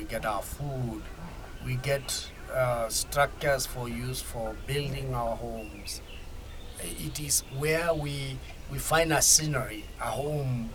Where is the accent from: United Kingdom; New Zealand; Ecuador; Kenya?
Kenya; from Kenya, from Ogiek community